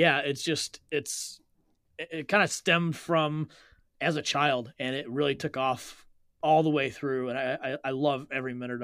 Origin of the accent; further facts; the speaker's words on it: South Lyon, Michigan, United States; I grew up in South Lyon